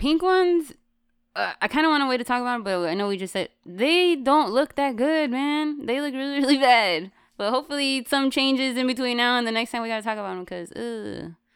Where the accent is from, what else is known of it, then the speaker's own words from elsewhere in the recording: West Coast, United States; I'm from the West Coast